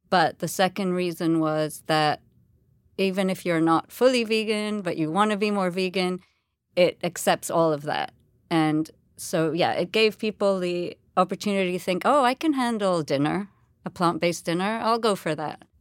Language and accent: English; India; It has some basis in Hinduism, and interestingly, you know, that I am Indian, so it sort of brought my two experiences together.